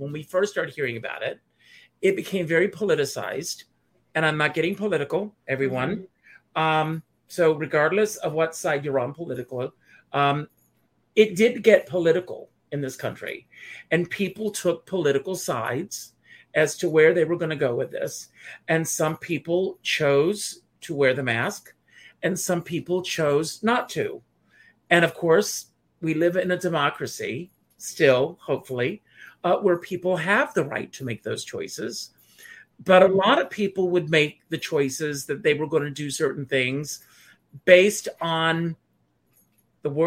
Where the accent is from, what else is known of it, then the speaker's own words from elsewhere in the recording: South Carolina, United States; I grew up in a small town, and I grew up in South Carolina